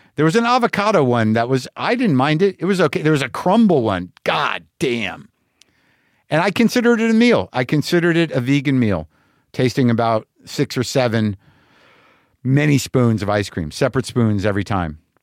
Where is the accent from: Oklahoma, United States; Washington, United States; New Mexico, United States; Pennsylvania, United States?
New Mexico, United States; Albuquerque; moved away; Albuquerque, New Mexico for one show on November eleventh, my hometown